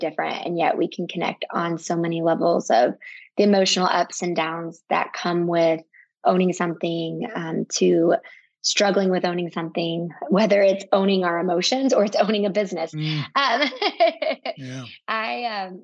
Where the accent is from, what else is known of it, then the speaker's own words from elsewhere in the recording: the South, United States; while I grew up in the South, both my parents are from the North.